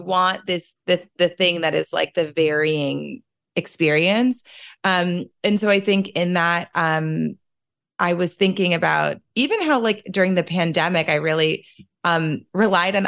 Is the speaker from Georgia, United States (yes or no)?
no; New Orleans, Louisiana, United States; I'm from New Orleans.